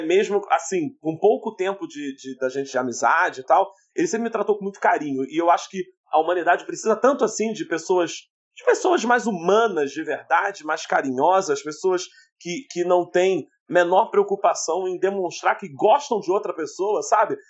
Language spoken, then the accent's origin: Portuguese; Rio de Janeiro, Brazil; nós somos do Rio de Janeiro